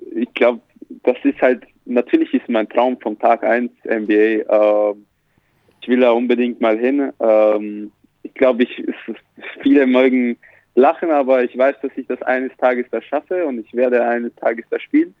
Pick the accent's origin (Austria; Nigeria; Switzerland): Austria; also born or lived in Slovakia; now in Ulm, Germany; ich bin halt in der Slowakei geboren und bin in Österreich dann da aufgewachsen